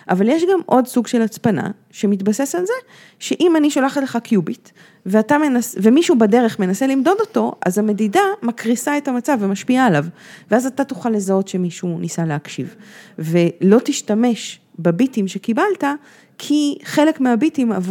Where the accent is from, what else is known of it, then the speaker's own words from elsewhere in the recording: Washington, United States; born there; אני נולדתי בפה וושינגטון.